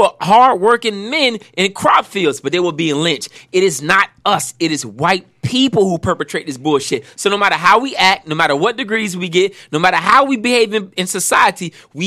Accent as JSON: {"language": "English", "town": "Miami", "region": "Florida", "country": "United States", "tie": "born or raised there", "said": "I grew up in Miami. I grew up in the 80s in the Cocaine Cowboys"}